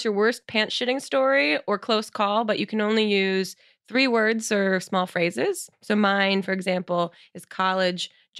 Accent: New Jersey, United States; moved away; I'm from New Jersey.

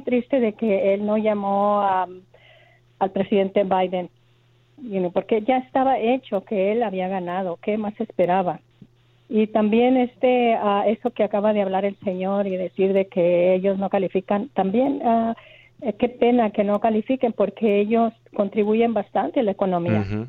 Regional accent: Mexico; Yo soy mexicana

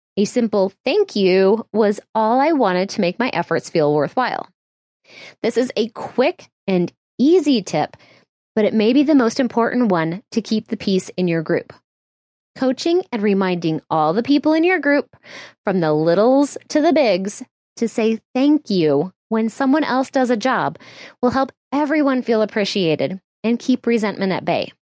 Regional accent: Midwest, United States; My family is full of super helpful people. We're from the Midwest

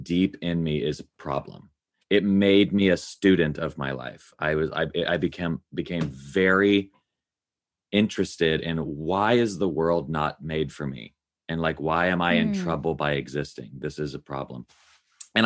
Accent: Nashville, Tennessee, United States; I grew up in Nashville, Tennessee

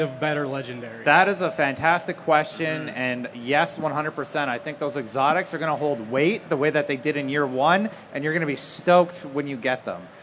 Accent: New Jersey, United States; I'm from New Jersey

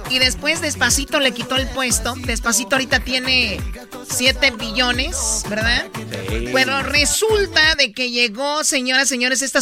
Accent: Tepatitlán, Jalisco, Mexico; Soy de Tepa, fíjate.

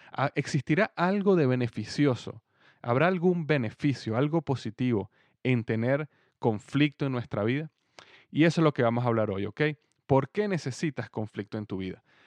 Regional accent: Venezuela; moved away as an adult; also born or lived in United States; now in Cincinnati, United States; yo nací en Estados Unidos, pero yo viví en Venezuela prácticamente toda mi vida. Desde bebé hasta los 28 años yo viví en Venezuela

